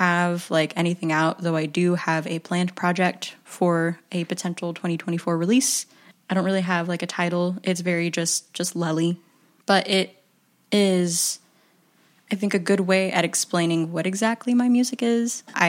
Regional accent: Philippines; I like to follow the cliche that I'm Filipino.

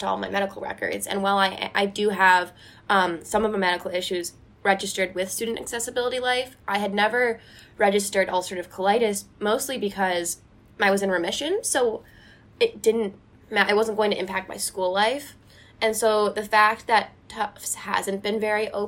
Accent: New York, United States; moved away as an adult; now in Massachusetts, United States; I'm from New York State

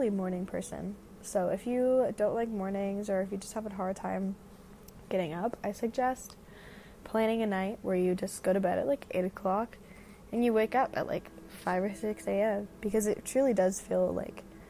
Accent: Denver, Colorado, United States; I'm from Denver, Colorado

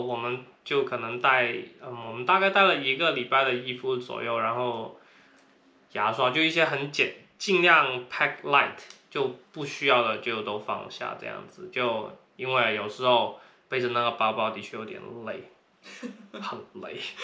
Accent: Guangdong, China; accent: Cantonese accent; now in San Francisco, United States; 那我也是广东人，啊，口音很重，对，他，听说大家都听得出来我是广东口音

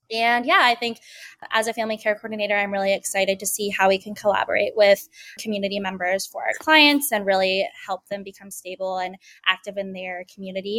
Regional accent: Colorado, United States; also born or lived in Kunming, China / Bloomington, Indiana; I was adopted from Kunming, China when I was 11 months. Um, so I grew up in Colorado.

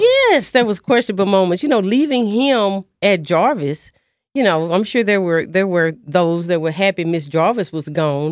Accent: Dallas, Texas, United States; I'm from Dallas, Texas. Um, I'm a proud graduate of Roosevelt High School, class of seventy-nine

